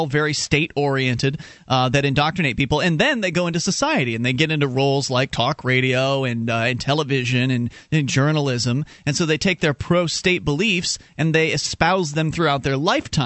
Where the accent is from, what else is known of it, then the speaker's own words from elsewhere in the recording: Florida, United States; moved away as an adult; now in Keene, United States; I am a Florida native